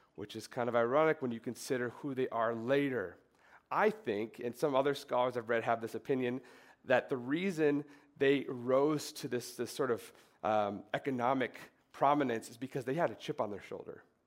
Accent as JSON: {"language": "English", "region": "Minnesota", "country": "United States", "tie": "born or raised there", "said": "I grew up in Minnesota"}